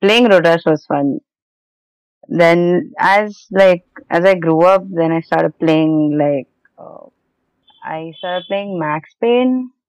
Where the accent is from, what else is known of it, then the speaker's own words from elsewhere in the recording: Mumbai, Maharashtra, India; I'm from Mumbai, and I met Krasma in an interview.